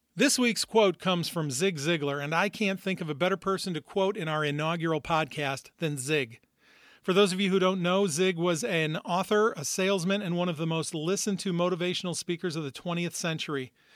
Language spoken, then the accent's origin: English; Northwest Indiana, United States; also born or lived in Minnesota; I've actually lived most, most of my life in Northwest Indiana, right outside Chicago